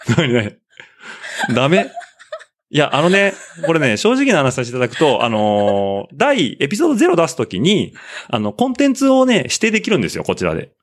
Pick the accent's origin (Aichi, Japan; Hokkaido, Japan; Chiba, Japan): Aichi, Japan; Nagoya; accent: Nagoya dialect; 僕の名古屋弁